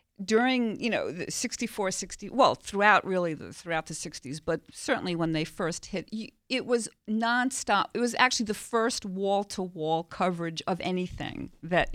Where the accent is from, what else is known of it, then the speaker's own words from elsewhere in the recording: New York City, New York, United States; I grew up in Queens, New York